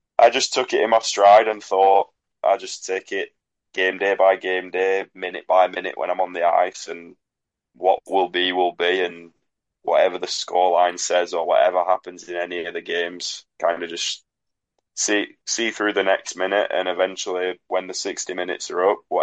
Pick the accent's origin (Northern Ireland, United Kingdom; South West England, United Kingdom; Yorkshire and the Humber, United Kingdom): Yorkshire and the Humber, United Kingdom; Sheffield; that's my hometown.